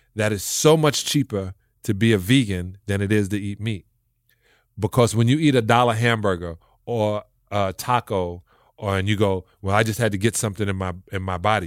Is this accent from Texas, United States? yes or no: no; New York City, New York, United States; I'm from a project in Brooklyn